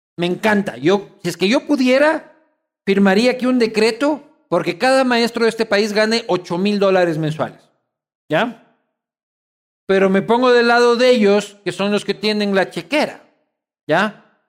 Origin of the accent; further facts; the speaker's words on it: Quito, Pichincha, Ecuador; yo soy quiteño de mal.